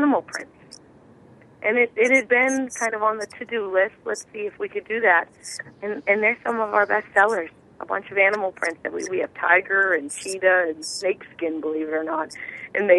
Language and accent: English; Massachusetts, United States; I'm from Massachusetts